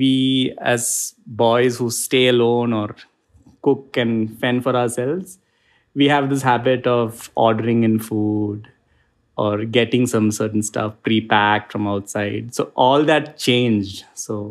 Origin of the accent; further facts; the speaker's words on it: Kerala, India; now in Bangalore, India; I'm originally from Kerala in India.